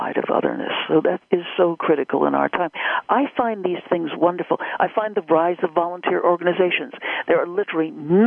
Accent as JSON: {"language": "English", "country": "United States", "said": "I am an American"}